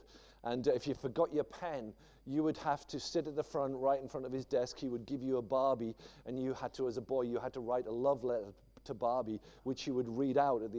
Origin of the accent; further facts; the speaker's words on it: the Northeast, North East England, United Kingdom; I grew up in the Northeast, and it's a funny old place